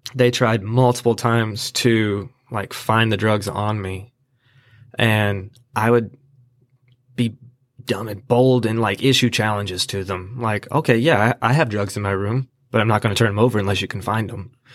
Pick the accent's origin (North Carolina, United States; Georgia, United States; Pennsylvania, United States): North Carolina, United States; Asheboro; also born or lived in California; I am from Ashboro. I went to, uh, Southwest Randolph High School